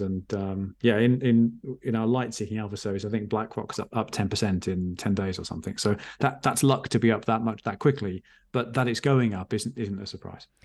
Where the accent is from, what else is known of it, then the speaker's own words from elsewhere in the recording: England, United Kingdom; I'm English, as you can hear, um, at, at least by passport